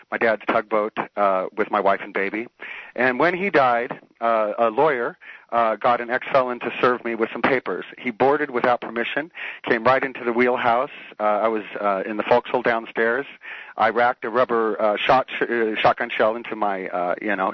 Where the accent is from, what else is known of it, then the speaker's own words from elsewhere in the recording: Richmond, California, United States; I'm from Richmond